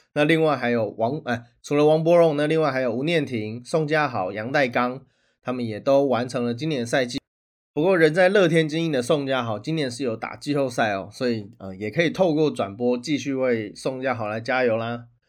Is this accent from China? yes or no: no; Taiwan; 我们台湾人